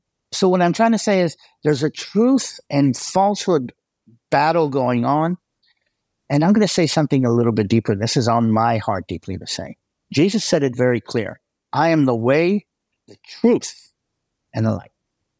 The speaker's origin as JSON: {"language": "English", "country": "United States", "said": "I'm going to say in all culture because I think I'm American."}